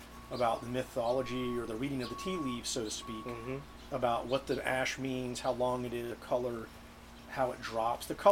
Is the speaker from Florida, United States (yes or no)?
no; Atlanta, Georgia, United States; I grew up in Atlanta, so it was very common for me to hear axing